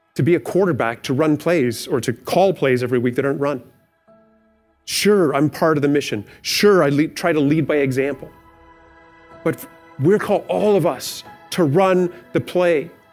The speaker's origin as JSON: {"language": "English", "country": "Canada", "said": "we're good Canadian citizens"}